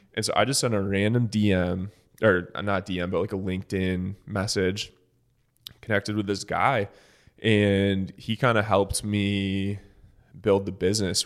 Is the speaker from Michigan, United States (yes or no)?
yes; Michigan, United States; moved away as an adult; now in Dallas, United States; I'm from Michigan